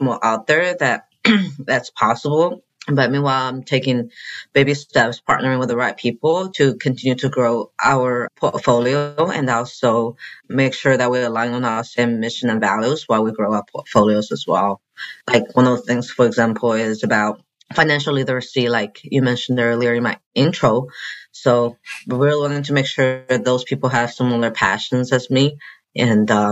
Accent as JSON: {"language": "English", "country": "China", "also_born_or_lived": "Chicago", "moved": "yes", "lives_now": "Arkansas, United States", "said": "my dad built a building in China where I'm from."}